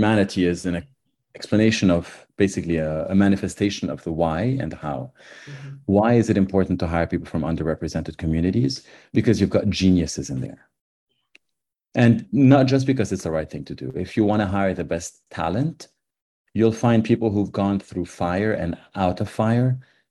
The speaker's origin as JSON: {"language": "English", "country": "Lebanon", "tie": "born or raised there", "moved": "yes", "said": "I grew up in Lebanon, and I saw, actually in the middle of the Civil War"}